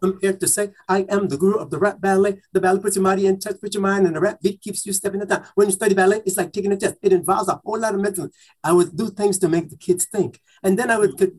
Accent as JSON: {"language": "English", "country": "U.S. Virgin Islands", "tie": "born or raised there", "also_born_or_lived": "New York", "moved": "yes", "said": "I am from St. Thomas Virgin Islands. So as a kid growing up, my mother had a black and white television in the living room"}